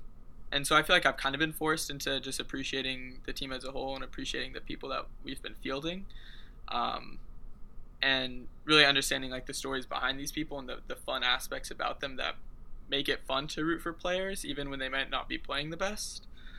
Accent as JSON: {"language": "English", "town": "Boise", "region": "Idaho", "country": "United States", "said": "I'm from Boise, Idaho. But I go to a boarding school."}